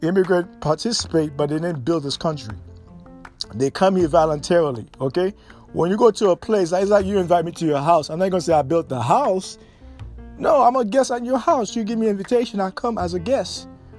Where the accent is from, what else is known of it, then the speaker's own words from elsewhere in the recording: United States; also born or lived in Haiti; I came from Haiti as a young man. I grew up in America.